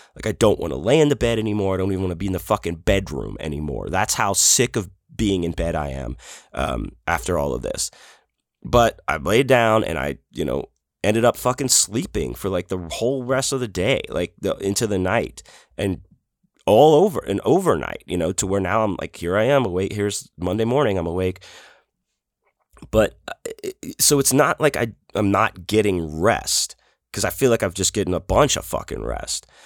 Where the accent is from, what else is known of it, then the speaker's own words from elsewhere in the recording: Houston, Texas, United States; growing up in Houston